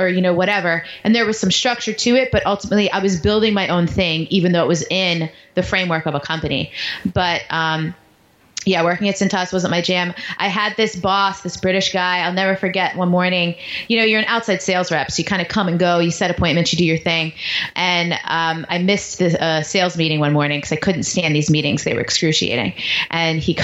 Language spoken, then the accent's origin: English; New York, United States; moved away; also born or lived in Baltimore / Washington, D.C.; I grew up in New York